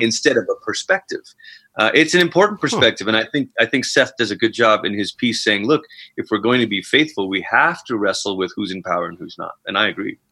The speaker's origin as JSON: {"language": "English", "country": "Malaysia", "tie": "born or raised there", "moved": "as an adult", "lives_now": "Colorado Springs, United States", "said": "I'm originally from Malaysia. Um, immigrated over here c- twice. Once as a younger child when my family came over uh, for a few years while my parents went to Bible school. They went back. We went back to Malaysia, and then I came back out. Mm to go to college"}